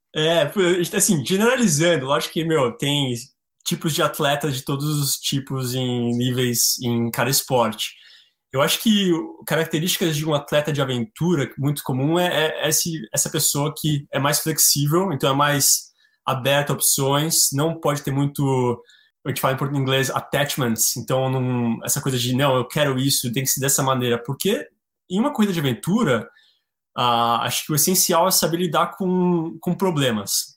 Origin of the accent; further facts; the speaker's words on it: Brazil; moved away as an adult; also born or lived in Patagonia / Chile / Mexico / Norway; now in Alaska, United States; sou brasileiro